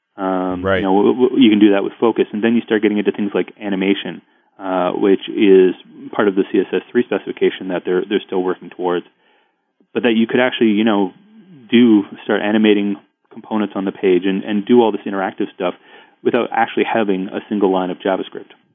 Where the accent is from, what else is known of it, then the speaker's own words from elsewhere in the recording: Ottawa, Ontario, Canada; I'm from Ottawa